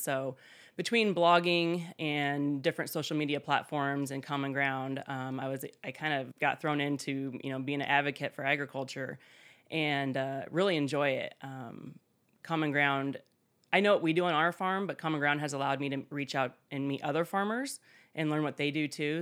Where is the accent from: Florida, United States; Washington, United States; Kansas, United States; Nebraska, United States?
Nebraska, United States; South Central; moved away as an adult; also born or lived in Des Moines, Iowa; now in Underwood, Iowa, United States; I did not grow up here in Iowa. I grew up in South Central Nebraska in a small town, ag community, but not on a farm.